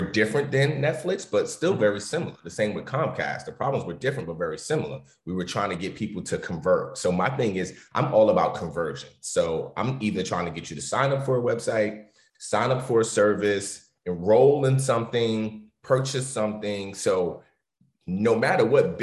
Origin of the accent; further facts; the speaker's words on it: New York City, New York, United States; I grew up in New York City, which is one of the culture capitals of the world.